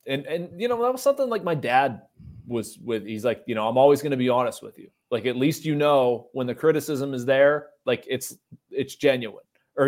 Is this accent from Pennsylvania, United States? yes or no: yes; Pittsburgh, Pennsylvania, United States; I am in awe of the guy, of being a baseball-loving kid and growing up in Pittsburgh.